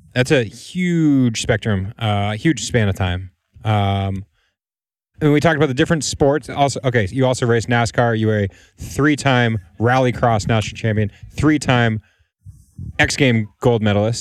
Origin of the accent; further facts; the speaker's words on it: United States; As an American, as a fan of this sport, as an American fan of this sport